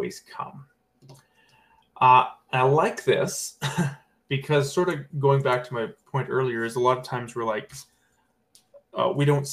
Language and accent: English; BC, British Columbia, Canada; my grandmother used to actually run a church-owned orchard in my hometown where I grew up, and in BC as well